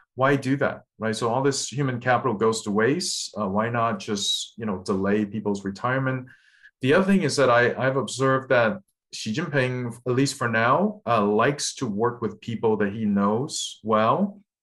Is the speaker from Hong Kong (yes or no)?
yes; Hong Kong; I'm from Hong Kong